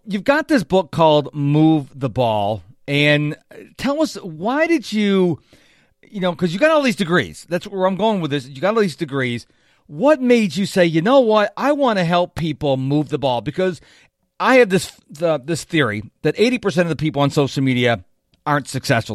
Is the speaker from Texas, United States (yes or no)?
yes; Houston, Texas, United States; my hometown of Houston, Texas